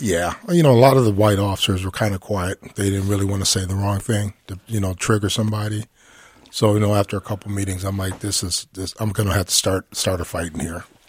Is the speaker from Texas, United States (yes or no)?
no; Minneapolis, Minnesota, United States; I grew up in North Minneapolis